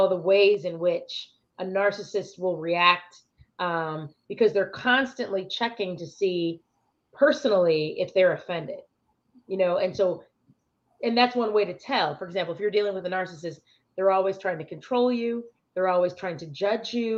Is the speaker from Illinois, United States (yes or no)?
yes; Chicago, Illinois, United States; I'm from Chicago